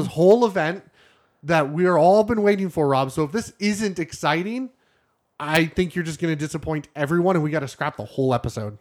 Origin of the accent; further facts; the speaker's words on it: Canada; I'm Canadian.